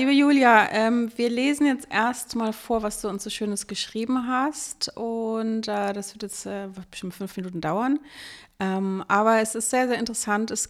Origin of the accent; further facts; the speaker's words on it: Berlin, Germany; kommen wir ja aus Berlin und bei uns ist dieser Brauch tatsächlich nicht so häufig.